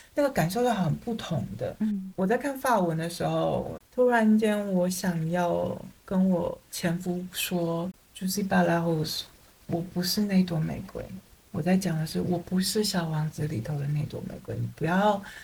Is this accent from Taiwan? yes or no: yes; Taiwan; 我们台湾人